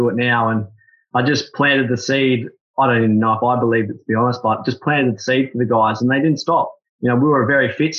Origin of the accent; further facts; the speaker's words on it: Australia; I'm Australian